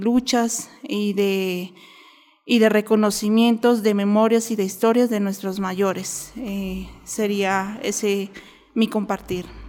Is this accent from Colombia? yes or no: yes; Alto Putumayo, Colombia; now in Bogotá, Colombia; yo pertenezco a la comunidad indígena Camtra del Alto Putumayo